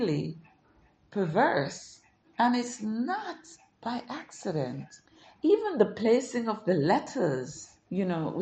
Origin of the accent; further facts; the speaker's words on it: Jamaica; growing up in Jamaica